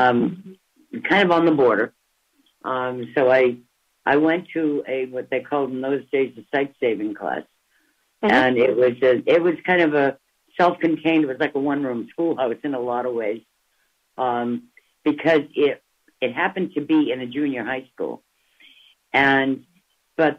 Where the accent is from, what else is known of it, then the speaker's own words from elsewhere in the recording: Boston area, Massachusetts, United States; also born or lived in Cambridge, Massachusetts; I am originally from the Boston area, about 7 miles northwest of Boston